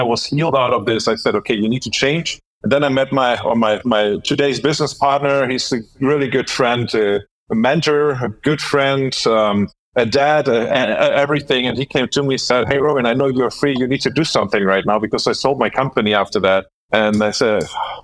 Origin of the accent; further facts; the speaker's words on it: Dortmund, North Rhine-Westphalia, Germany; moved away as an adult; now in Palma de Mallorca, Spain; Born and raised in Germany. And meanwhile, I live in Spain